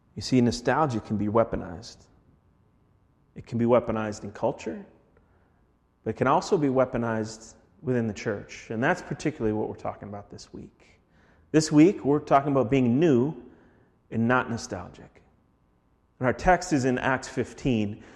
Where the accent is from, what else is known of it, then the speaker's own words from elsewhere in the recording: Minneapolis, Minnesota, United States; moved away; I'm from Minneapolis